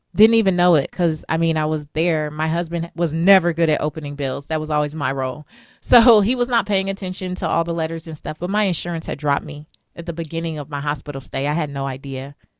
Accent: Los Angeles, California, United States; I'm from South Central Los Angeles. I'm first generation American.

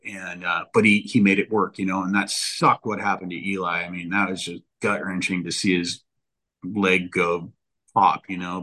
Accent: Northern California, United States; moved away as an adult; now in Southern California, United States; I grew up in Northern California, going to Hangtown, going to San Francisco Supercross

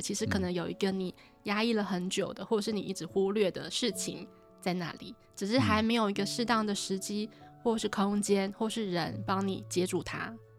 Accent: Taipei, Taiwan; moved away as an adult; also born or lived in Tainan / Taoyuan; 我是在台北长大

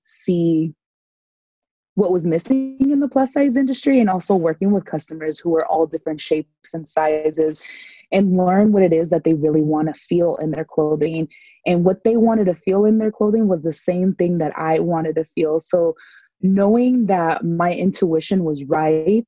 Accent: San Diego, California, United States; born and raised in Southern California in San Diego

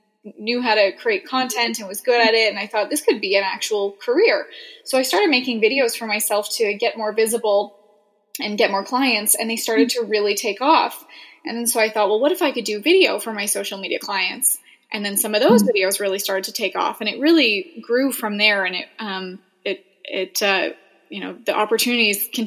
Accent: Edmonton, Alberta, Canada; also born or lived in Boise, Idaho; I'm originally from Canada

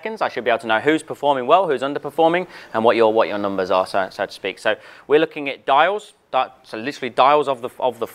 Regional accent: United Kingdom; I'm British

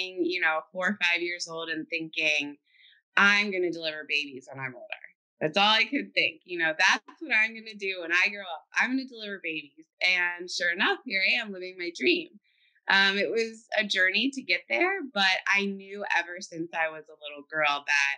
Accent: Cincinnati, Ohio, United States; I'm from Cincinnati, Ohio. I was born and raised there, and I went to school there

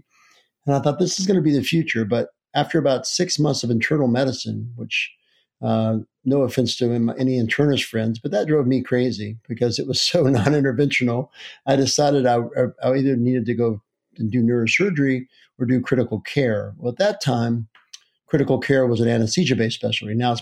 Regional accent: Chesapeake, West Virginia, United States; also born or lived in Charleston, West Virginia; I'm from Chesapeake, West Virginia, where I grew up, which is a coal mining town about 15 miles due east of Charleston, West Virginia, where I currently live.

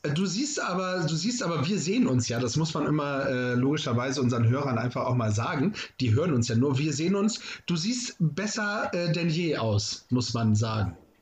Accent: Northern Germany, Germany; hier bei uns im Norden

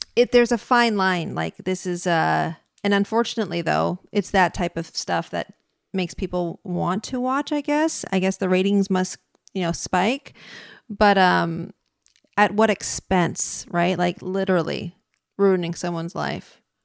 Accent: San Francisco, California, United States; I'm from San Francisco

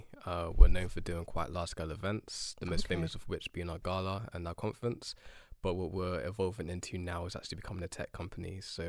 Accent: Jamaica; I'm from Jamaica.

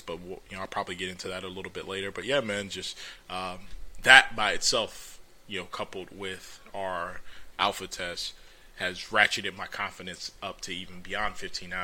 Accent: Orlando, Florida, United States; I was born and raised in Orlando.

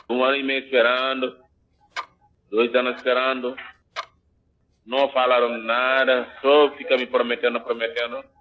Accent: Senegal; moved away as an adult; now in Caxias do Sul, Brazil; sou natural do Senegal, sou senegalês.

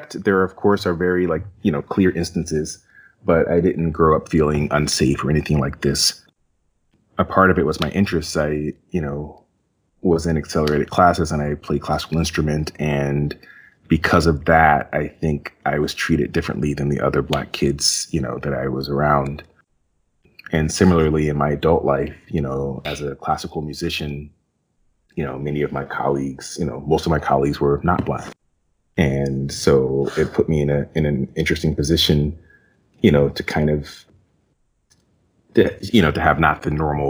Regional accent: Westfield, New Jersey, United States; I was raised in Westfield, New Jersey

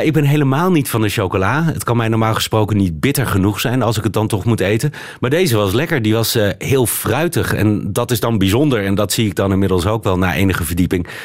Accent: Netherlands; also born or lived in Beirut, Lebanon; now in Belgium

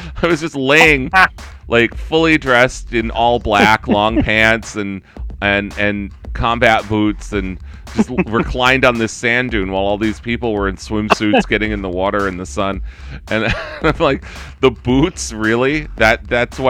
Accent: United States; accent: American; as you can clearly tell by my accent, I'm an American

